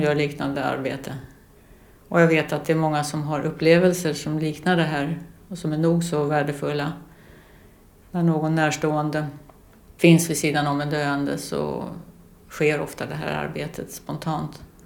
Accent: Lidingö, Stockholm County, Sweden; now in Västerås, Sweden; över Lidingöbron tillbaks till, till ön där vi hade växt upp

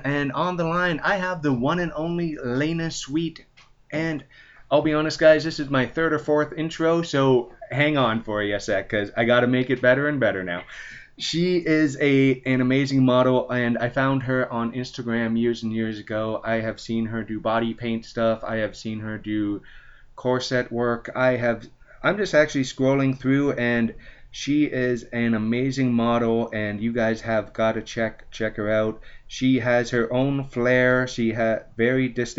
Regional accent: London, Ontario, Canada; in my hometown of London, Ontario

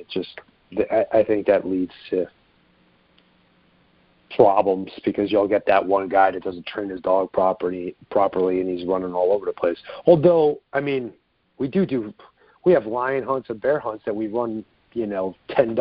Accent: New York, United States; moved away; also born or lived in Long Island; I'm from New York originally, if you didn't catch from my accent. But, yeah, I grew up hunting in Binghamton and Deposit

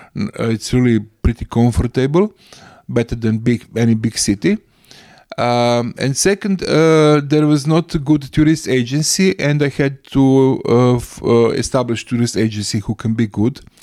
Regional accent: Krk, Primorje-Gorski Kotar County, Croatia; English is a second language; also born or lived in Rijeka, Croatia / Zagreb, Croatia / London, United Kingdom; we moved to very this house when I was nine years old. Then I was, went to primary school here

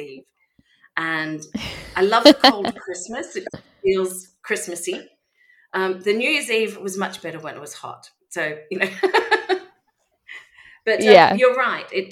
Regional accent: Melbourne, Victoria, Australia; moved away as an adult; now in Vence, France; I am an Australian from Melbourne, and I moved to France 4 years ago

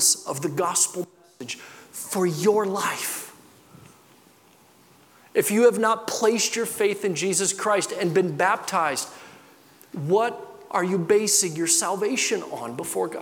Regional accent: Midwest, United States; I grew up in the Midwest.

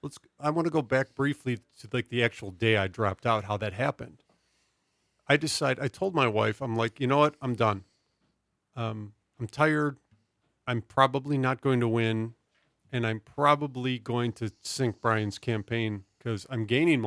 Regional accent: Midwest, United States; We're originally both from the American Midwest, which is fallen into ruin.

